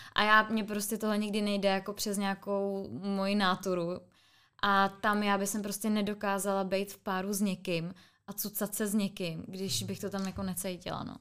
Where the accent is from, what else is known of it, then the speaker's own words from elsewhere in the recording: Ústí nad Orlicí, Pardubice Region, Czechia; now in Prague, Czech Republic; já jsem z Ústí nad Orlicí, což je u, Orlick, u Orlických hor